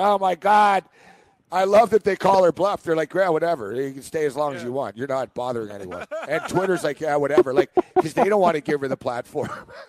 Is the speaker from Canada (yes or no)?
yes; Montreal, Quebec, Canada; So he's from Montreal. I'm from Montreal.